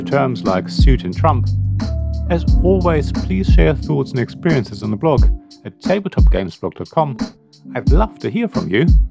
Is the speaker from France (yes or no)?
no; Germany; Growing up in Germany